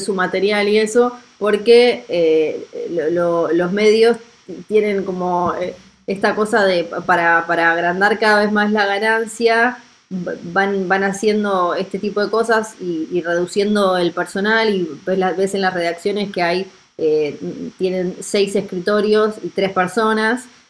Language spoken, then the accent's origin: Spanish; Argentina; yo soy de Argentina